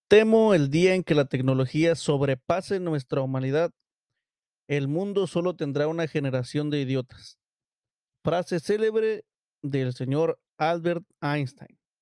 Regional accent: Mexico; los mexicanos

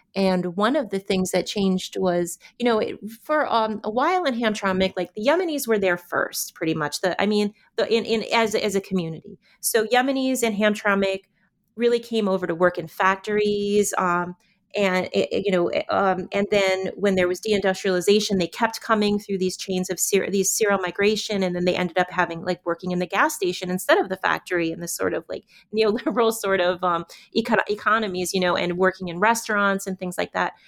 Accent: United States; as American women

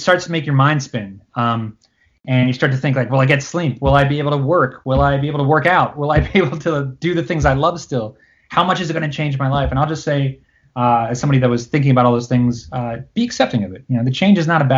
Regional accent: Cherry Hill, New Jersey, United States; I grew up in Cherry Hill, which is a town in South Jersey

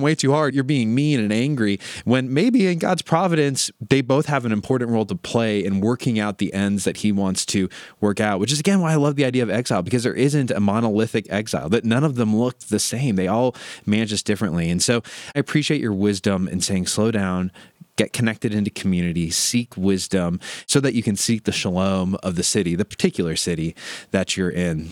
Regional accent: Midwest, United States; I'm a Midwesterner

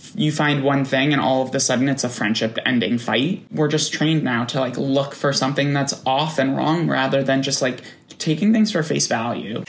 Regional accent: New York, United States; I'm from New York. I grew up outside of Manhattan

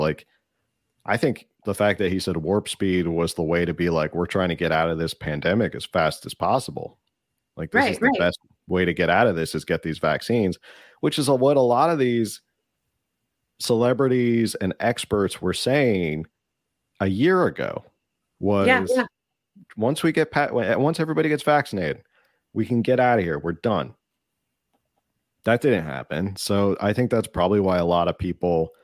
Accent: New Jersey, United States; my home state of Jersey

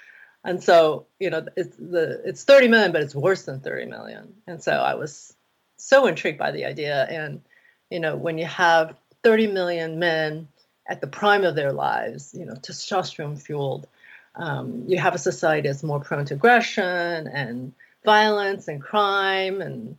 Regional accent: Taiwan; You know, growing up, we saw a lot of, like, soap opera. I grew up in Taiwan.

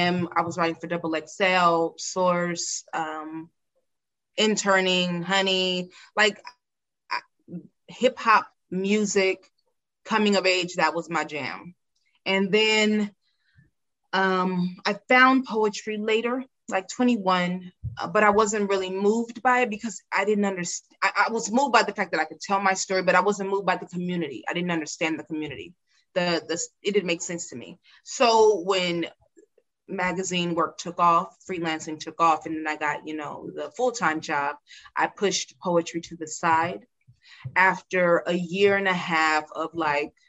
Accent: California, United States; a young Black girl growing up in California.

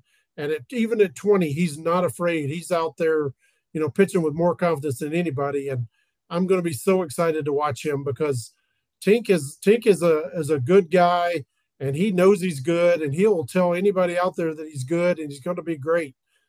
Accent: Tennessee, United States; accent: twang; if you guys can't tell by my twang, Josh and I kind of sound alike.

